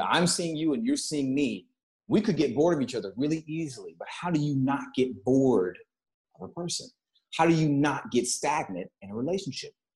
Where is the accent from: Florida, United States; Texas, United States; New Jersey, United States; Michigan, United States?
Texas, United States; moved away; I come from Texas